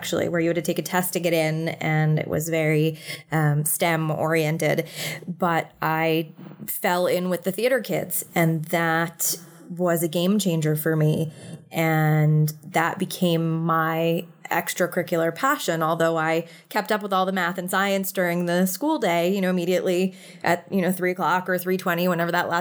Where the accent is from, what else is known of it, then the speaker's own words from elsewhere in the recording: New York City, New York, United States; I'm a born and raised New York City kid. I actually grew up in the heart of the city.